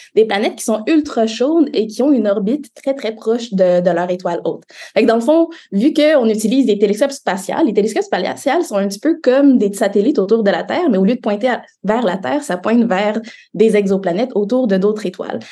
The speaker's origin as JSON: {"language": "French", "town": "Montreal", "region": "Quebec", "country": "Canada", "tie": "born or raised there", "said": "J'ai grandi à Montréal"}